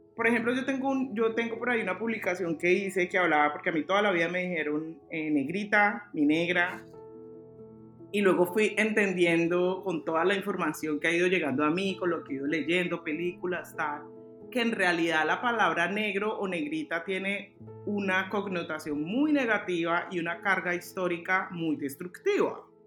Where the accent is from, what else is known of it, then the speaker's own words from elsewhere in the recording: Cali, Valle del Cauca, Colombia; also born or lived in Bogotá; now in Oslo, Norway; yo soy de Cali